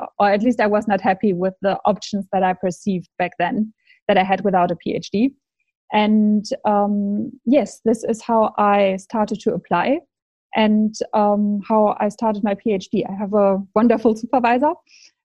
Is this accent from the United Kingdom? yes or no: no; Germany; I am from Germany